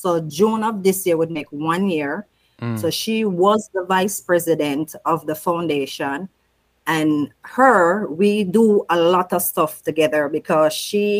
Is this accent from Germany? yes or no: no; Waterford, Saint Catherine, Jamaica; moved away; also born or lived in Kingston, Jamaica; We moved to the Waterford St. Catherine community in 1976. Mm-hmm. So that's where I grew up.